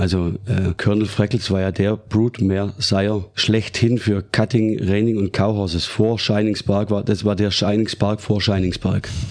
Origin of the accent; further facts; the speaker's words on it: Stuttgart, Baden-Württemberg, Germany; Ich bin geboren worden im Krankenhaus in Stuttgart